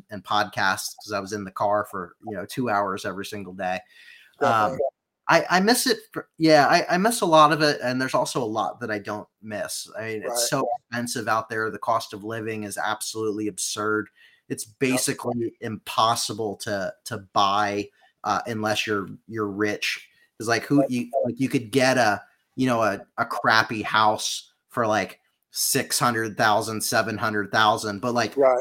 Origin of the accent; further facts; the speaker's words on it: Point Pleasant, New Jersey, United States; moved away as an adult; also born or lived in Lancaster, Pennsylvania / Orange County, California; we moved to New Jersey for a little while, Jersey Shore, Point Pleasant, New Jersey specifically